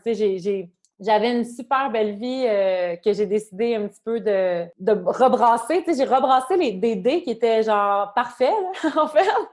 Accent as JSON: {"language": "French", "region": "Quebec", "country": "Canada", "also_born_or_lived": "Montreal", "moved": "as an adult", "lives_now": "Germany", "said": "je suis canadienne"}